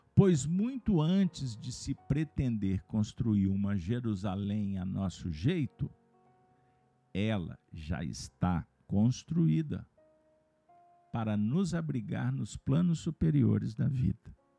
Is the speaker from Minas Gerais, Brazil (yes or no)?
yes; Minas Gerais, Brazil; eu sou mineiro